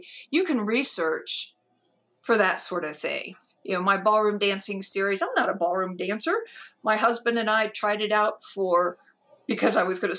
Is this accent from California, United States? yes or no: no; Georgia, United States; born there; well, I was born in Georgia, which is true.